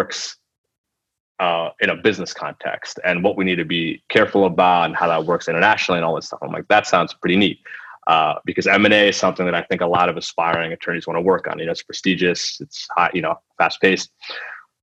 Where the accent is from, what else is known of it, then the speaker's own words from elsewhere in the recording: United States; first language Telugu; being Indian American